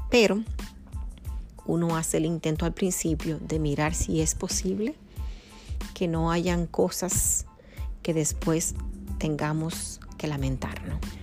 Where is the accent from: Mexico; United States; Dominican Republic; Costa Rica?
Dominican Republic; nacida en República Dominicana, mi país natal